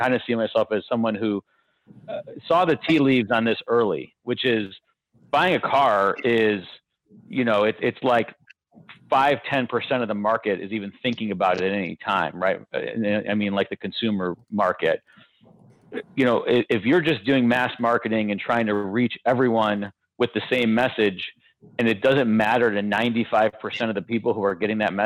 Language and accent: English; Detroit, Michigan, United States; born and raised in the Detroit area